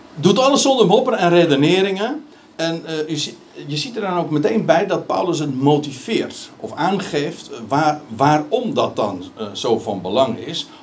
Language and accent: Dutch; Netherlands; we als Nederlanders